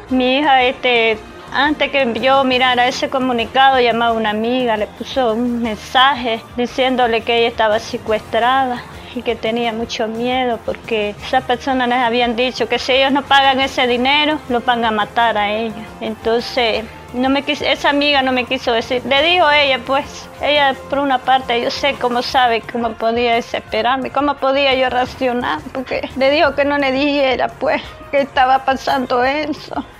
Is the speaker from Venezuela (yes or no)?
no; Matagalpa, Nicaragua; la otra familia es, es de aquí, Matagalpa también